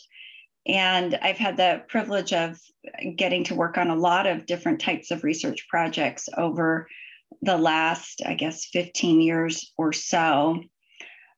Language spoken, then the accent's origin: English; Idaho, United States; moved away as an adult; also born or lived in Washington / Michigan; I grew up in Idaho